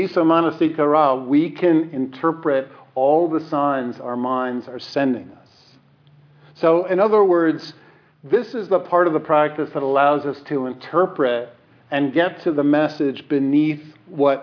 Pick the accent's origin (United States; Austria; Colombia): United States; New York; I'm a New Yorker